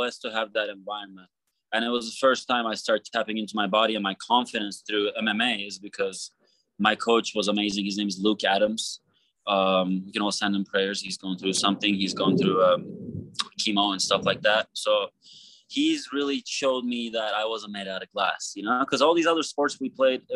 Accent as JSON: {"language": "English", "region": "Istanbul", "country": "Turkey", "tie": "born or raised there", "moved": "yes", "lives_now": "United States", "said": "I grew up in Istanbul, Turkey"}